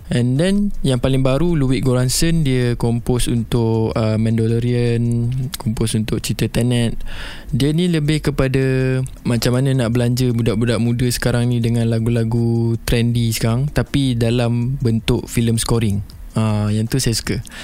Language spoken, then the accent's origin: Malay; Seremban, Negeri Sembilan, Malaysia; Saya berasal daripada Seremban. Uh, keluarga saya menetap di Seremban.